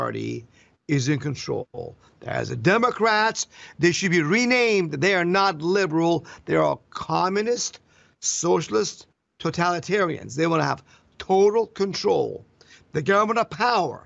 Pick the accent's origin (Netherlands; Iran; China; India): Iran; now in Florida, United States; I came from Iran, where we had no freedom